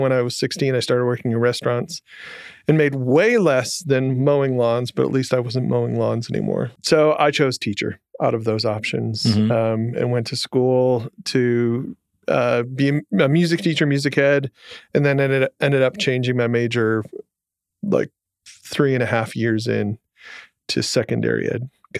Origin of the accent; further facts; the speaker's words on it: Jackson, Michigan, United States; I grew up in Michigan, in okay. Jackson, which is a town very few people know.